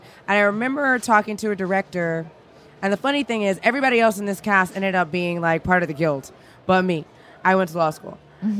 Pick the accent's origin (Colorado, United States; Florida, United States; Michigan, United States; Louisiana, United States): Louisiana, United States; I'm from Louisiana, so I'm a total dork on this.